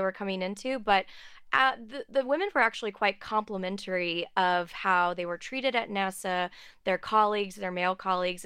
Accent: outside of Houston, Texas, United States; I grew up outside of Houston

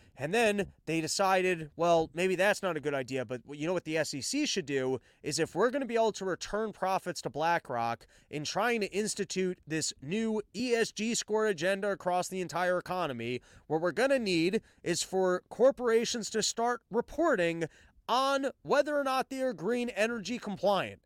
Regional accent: United States; as an American, I'm American first

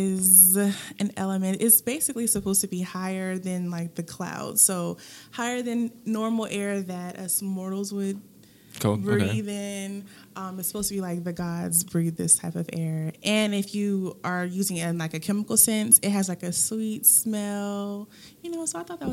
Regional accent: Germany; born there; also born or lived in Hawaii; I am an Army brat, so I was born in Germany, and I've lived different places all over

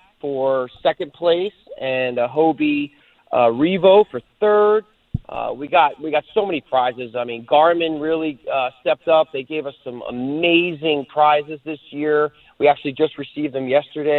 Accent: New Jersey, United States; now in Florida, United States; New Jersey, my home state

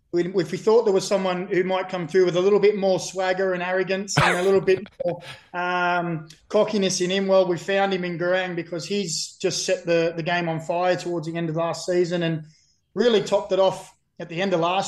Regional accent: Newcastle, New South Wales, Australia; also born or lived in Burnley, England; I've been here for about 45 years and 6 months of my 45 years and 7 months life. So I'd like to say I'm an Australian Novocastrian

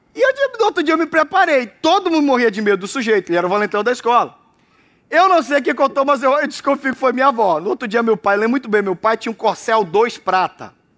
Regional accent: Brazil; eu saí da Jabateu

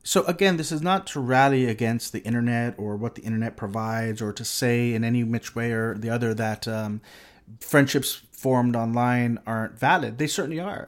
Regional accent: Corpus Christi, Texas, United States; I grew up in a s, in a relatively small city in South Texas

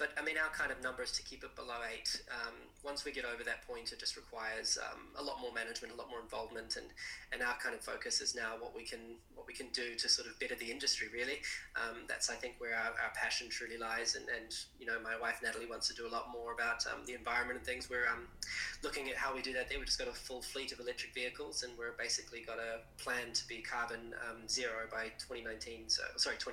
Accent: Central Otago, New Zealand; also born or lived in Christchurch, New Zealand; I was born in Christchurch, but Central Otago since 1984. My dad started a jet boat company down there, and grew up in the deep south.

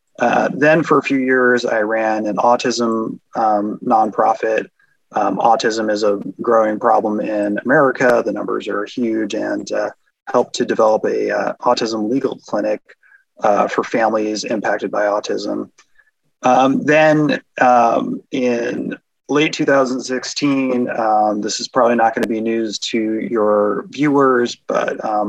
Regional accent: New Jersey, United States; moved away as an adult; also born or lived in Indiana; now in Omaha, United States; I grew up in New Jersey. So I'm an East Coaster

